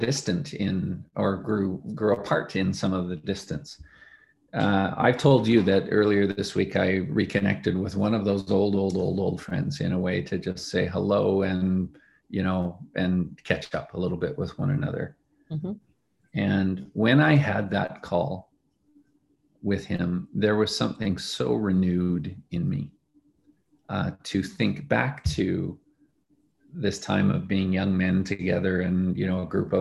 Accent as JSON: {"language": "English", "town": "Edmonton", "region": "Alberta", "country": "Canada", "tie": "born or raised there", "moved": "as an adult", "said": "I left Canada, where I grew up. I left my hometown of Edmonton"}